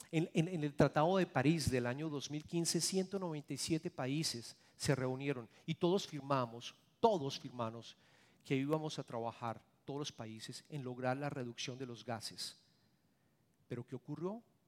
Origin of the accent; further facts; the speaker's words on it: Colombia; moved away; yo soy colombiano